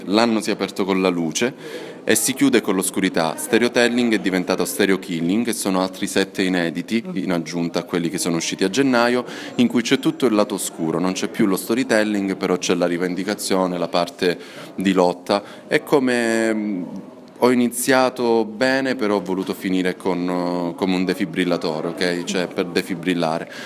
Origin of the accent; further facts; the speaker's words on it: Cosenza, Calabria, Italy; moved away; nella mia terra, a due chilometri da casa mia, che ora è casa dei miei